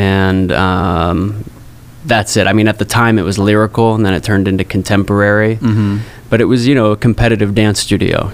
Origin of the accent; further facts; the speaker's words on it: Arizona, United States; now in New York, United States; I grew up in Arizona, so you know, the cool thing definitely wasn't to be a dancer